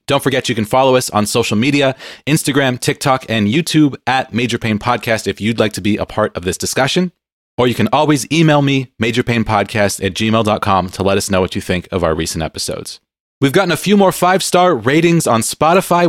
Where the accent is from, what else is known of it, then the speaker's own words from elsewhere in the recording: San Diego, California, United States; now in Seattle, United States; I grew up on the West Coast in San Diego, so a lot of beach time when I was a kid